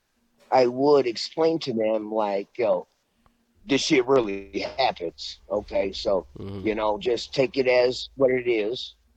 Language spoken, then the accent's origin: English; Merrillville, Indiana, United States; now in Florida, United States; I'm from Indiana. I'm from Maryville. I'm like... fucking 45 minutes away from Chicago, but, you know, I'm like fucking 4 blocks away from GI.